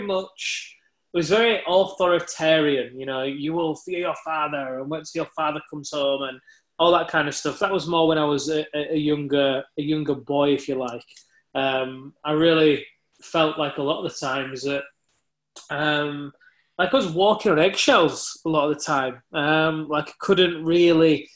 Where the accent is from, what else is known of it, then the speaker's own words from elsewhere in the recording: Leeds, Yorkshire and the Humber, United Kingdom; I was born in Leeds in the UK